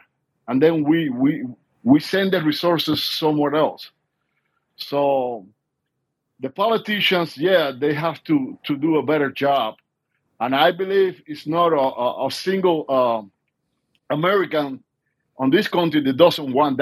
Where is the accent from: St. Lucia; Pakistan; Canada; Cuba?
Cuba; moved away as an adult; now in United States; I was born and raised in Cuba. I came over when I was 24 years old.